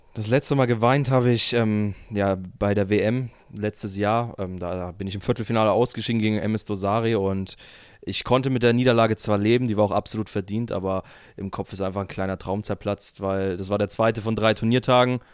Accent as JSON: {"language": "German", "country": "Germany", "said": "ich als Deutscher"}